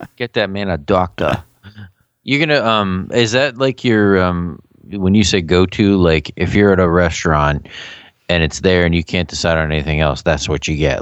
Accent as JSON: {"language": "English", "town": "Philadelphia", "region": "Pennsylvania", "country": "United States", "said": "we're from the Philadelphia area"}